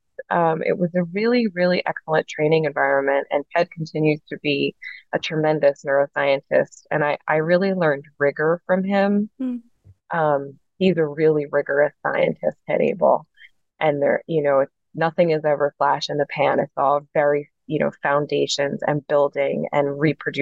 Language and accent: English; New York City, New York, United States; moved away as an adult; now in Philadelphia, United States; I'm from New York City, and my dad did a PhD and a postdoc